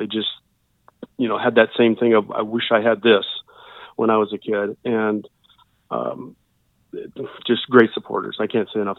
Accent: Lincoln, Nebraska, United States; moved away; we used to live in Nebraska. I'm from Lincoln

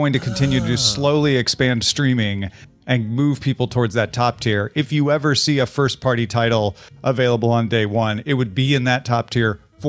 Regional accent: Midwest, United States; You know, I'm from the Midwest.

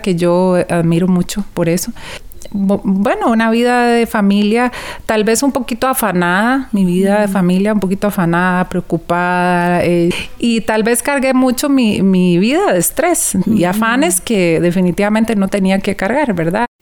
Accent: Costa Rica; soy de Costa Rica

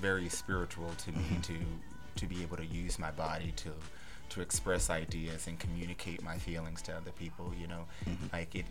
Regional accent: Salisbury, Maryland, United States; now in New York, United States; I grew up in Salisbury, Maryland.

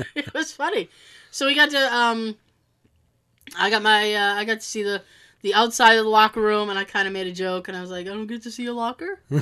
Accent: Boston area, toward Cape Cod, Massachusetts, United States; I'm from Boston.

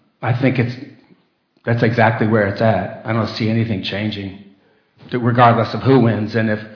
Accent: United States; moved away as an adult; now in Australia; As an American, having lived there for 61 years

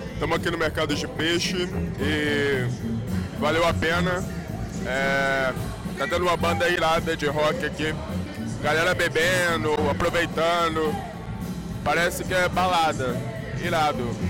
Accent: Brazil; Eu tô lendo como brasileiro, né? Eu não sei ler alemão

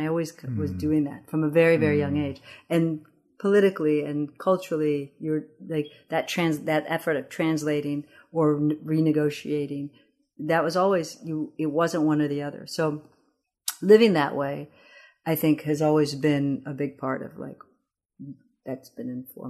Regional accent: Addis Ababa, Ethiopia; English is a second language; now in United States; I was raised in Addis and really culturally Ethiopian. And then the adjustment of coming to the United States

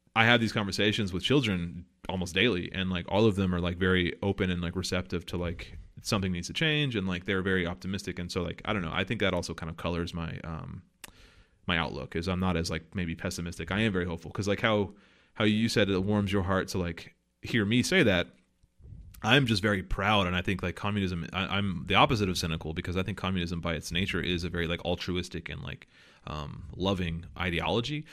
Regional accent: the South, United States; most of my family are, like, Southern conservatives 'cause I'm from the South

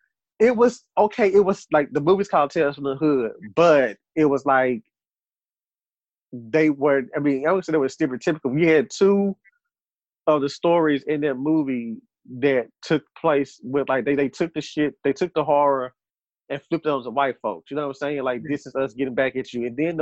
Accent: the Bible Belt, United States; We're in the Bible. We were raised in the Bible Belt.

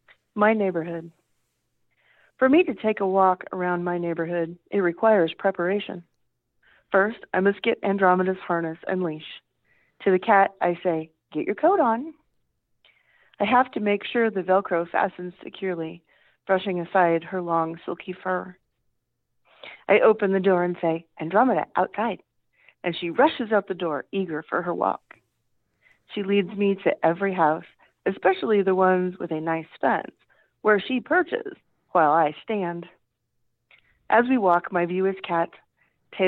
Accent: Kansas, United States

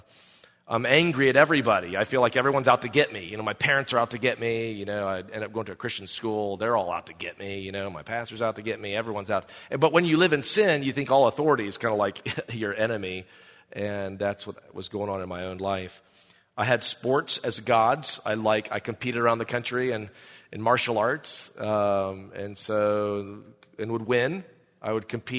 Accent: Greenville, South Carolina, United States; I'm from South Carolina. But I grew up there. How many of you have ever been to Greenville

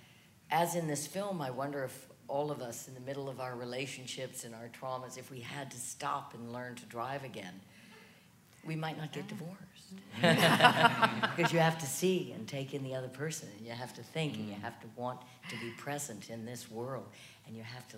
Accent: New Orleans, Louisiana, United States; moved away as an adult; now in New York, United States; I was born and raised in New Orleans, and my father taught me to drive.

